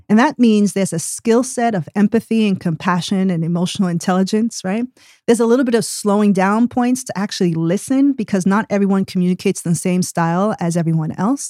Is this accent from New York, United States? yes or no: yes; New York City, New York, United States; moved away as an adult; now in Tulsa, United States; was born and raised in New York City, and traveled all the way over to Tulsa, Oklahoma, sight unseen in twenty twenty-one